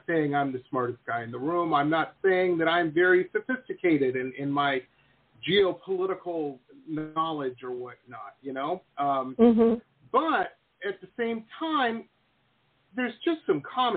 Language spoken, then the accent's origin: English; Detroit, Michigan, United States; now in Florida, United States; I grew up in Detroit